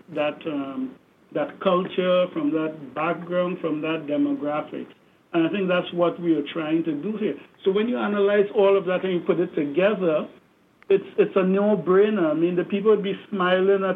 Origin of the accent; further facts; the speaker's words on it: Trinidad & Tobago; moved away; growing up in Trinidad